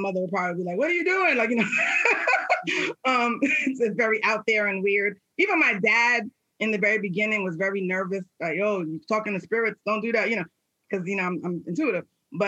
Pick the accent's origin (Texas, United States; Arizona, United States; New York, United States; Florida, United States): New York, United States; New York City; I'm from New York City, the Bronx, New York, by way of Jamaican parents